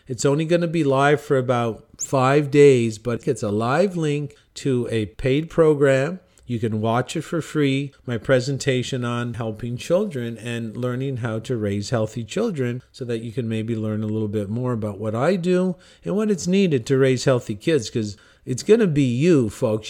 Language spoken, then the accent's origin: English; Cornwall, Ontario, Canada; In my hometown, Cornwall, Ontario, Canada